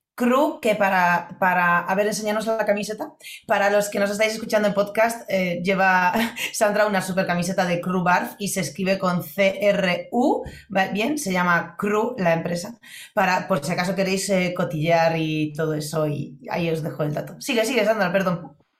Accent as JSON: {"language": "Spanish", "country": "Poland", "tie": "born or raised there", "moved": "yes", "lives_now": "Spain", "said": "yo cuando era pequeña en Polonia"}